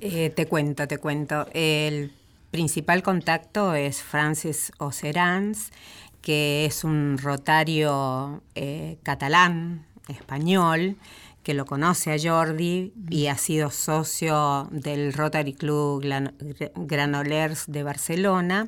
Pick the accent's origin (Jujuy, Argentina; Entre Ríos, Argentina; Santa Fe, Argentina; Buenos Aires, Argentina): Buenos Aires, Argentina; En nuestra ciudad de Buenos Aires